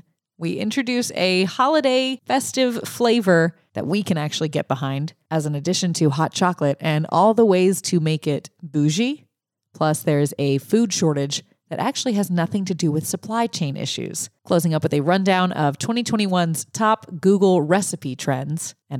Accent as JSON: {"language": "English", "town": "Lafayette", "region": "Louisiana", "country": "United States", "tie": "born or raised there"}